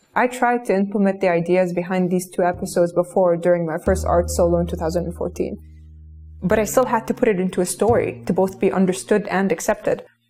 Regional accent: Kuwait; I grew up in Kuwait in the early 90s, where I was raised by screens

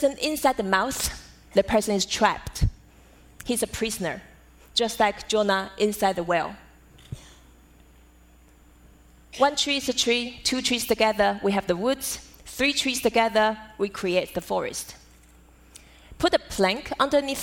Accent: Taiwan; Growing up in Taiwan as a daughter of calligrapher

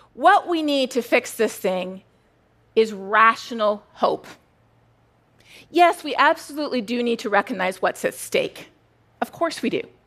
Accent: Canada; now in United States; I'm Canadian.

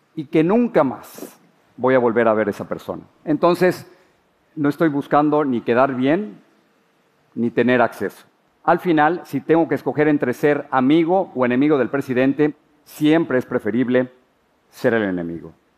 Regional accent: Mexico City, Mexico; moved away as an adult; now in United States; Crecí en la Ciudad de México, soy el mayor de cinco hermanos

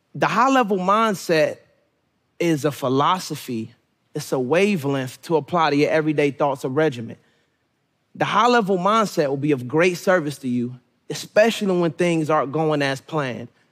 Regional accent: Suitland, Maryland, United States; born or raised there; also born or lived in Raleigh, North Carolina

